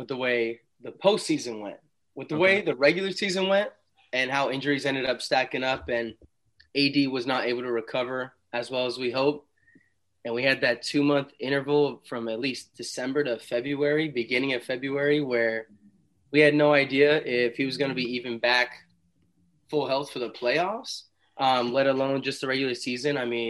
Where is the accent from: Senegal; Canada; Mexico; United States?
United States; Southern California; also born or lived in Bay Area; I'm from SoCal, been born and raised, been going to Laker games since I was about 4 years old.